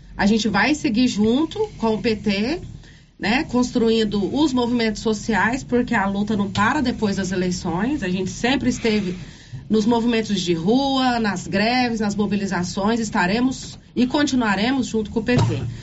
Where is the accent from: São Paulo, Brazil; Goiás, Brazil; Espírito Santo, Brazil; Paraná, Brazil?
Goiás, Brazil; Silvânia; moved away as an adult; also born or lived in Goiânia; sou de Silvânia